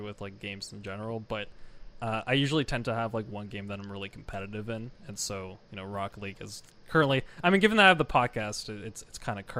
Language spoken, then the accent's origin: English; Canada; I am not from America, no, I'm Canadian